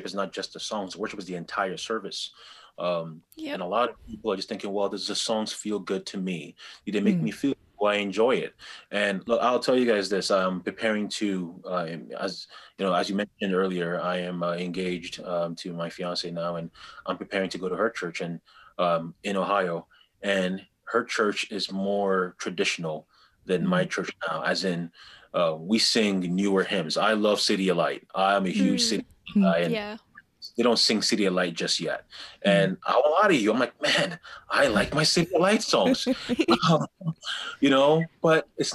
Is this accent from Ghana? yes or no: yes; Ghana; As a Ghanaian, I know that historically we were pagans